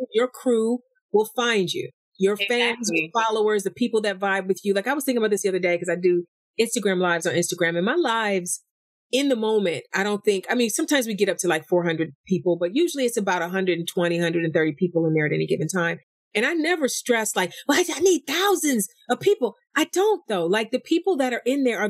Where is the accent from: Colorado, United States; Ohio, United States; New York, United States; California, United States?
Ohio, United States; East Cleveland; from East Cleveland